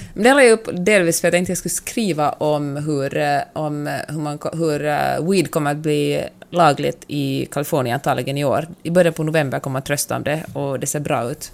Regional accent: Finland; jag har vuxit upp i det rurala Finland

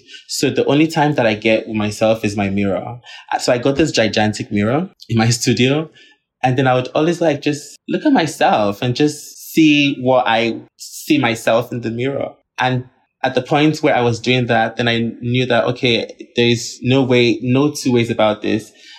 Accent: Nigeria; Like snakes that we never even try to like do in as a Nigerian person, because we see that as like a serpent

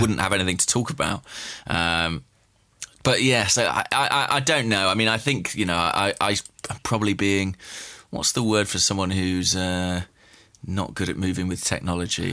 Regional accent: England, United Kingdom; as an Englishman

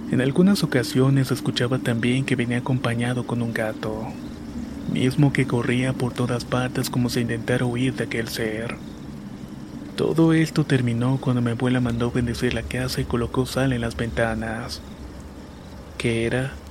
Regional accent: Mazatlán, Sinaloa, Mexico; Soy originario de Mazatlán, Sinaloa y muy cerca de donde vivo hay una hacienda de la época de la Revolución

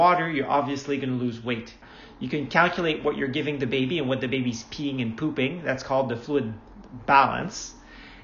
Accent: Montreal, Quebec, Canada; I actually born and raised in Montreal, Quebec, Canada

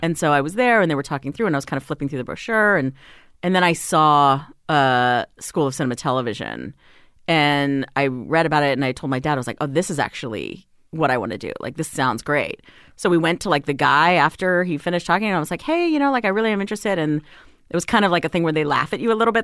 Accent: Hawaii, United States; moved away as an adult; also born or lived in Las Vegas, Nevada; now in Los Angeles, United States; Then my family moved to Hawaii 'cause my dad got another job.

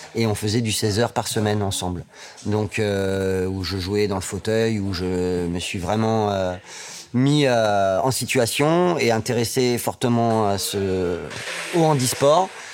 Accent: Amiens, Hauts-de-France, France; moved away; also born or lived in Saint-Étienne region / Limousin; je suis né à Amiens

